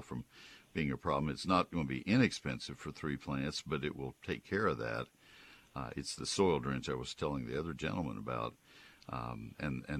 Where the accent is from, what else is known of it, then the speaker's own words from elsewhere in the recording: Texas, United States; also born or lived in Ohio; I grew up in Texas